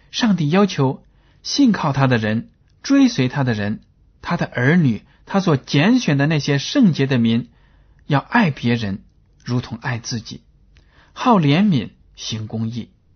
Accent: China; 我们中国人呢，对“关系”这两个字是非常地有心得的

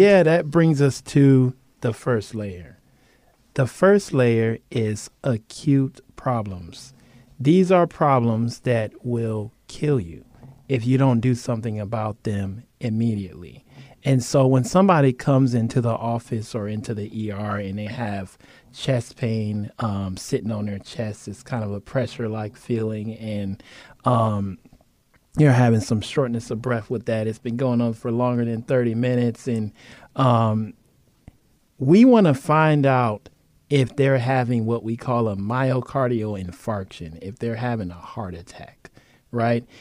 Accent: Cleveland, Ohio, United States; now in Guam; We are from Cleveland, Ohio.

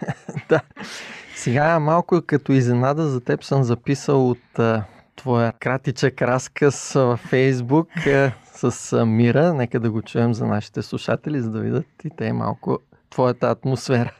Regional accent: Bulgaria; като българи

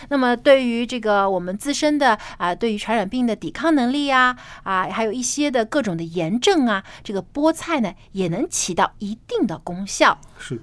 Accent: Jiangsu, China; 我的家乡是在，啊，南方，江苏

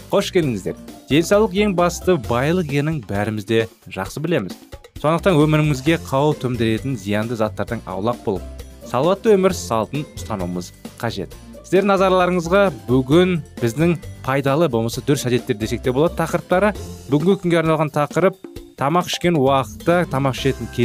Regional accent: Kazakhstan; біз қазақпыз

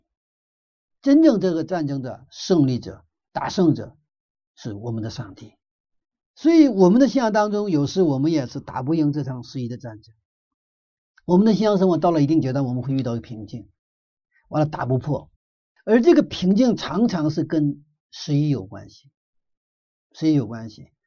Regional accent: China; 我们中国人

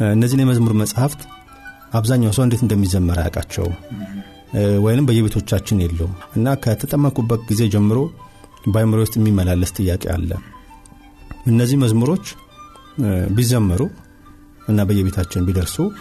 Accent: Addis Ababa, Ethiopia; የተወለድኩት እዚሁ አዲስ አበባ አዲሱ ቄራ በሚባለው አካባቢ ነው ተወልጅ ያደግኩት

